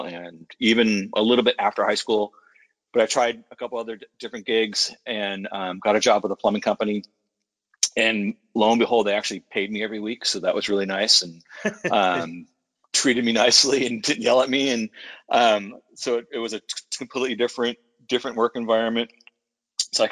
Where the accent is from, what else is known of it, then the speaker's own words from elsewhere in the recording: San Francisco, California, United States; I was born and raised in San Francisco in the Mission District on a 6-lane street